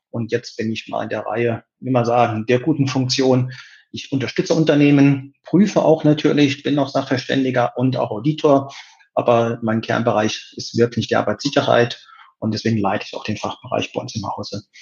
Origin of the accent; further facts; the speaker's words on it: Saarland, Germany; born there; Zu meiner Person, ich bin 55 Jahre jung, bin gebürtiger Saarländer